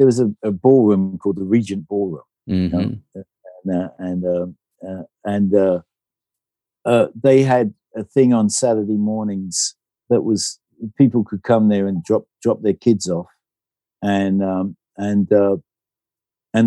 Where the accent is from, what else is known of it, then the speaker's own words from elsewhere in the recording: Brighton, South East England, United Kingdom; Born and bred in Brighton.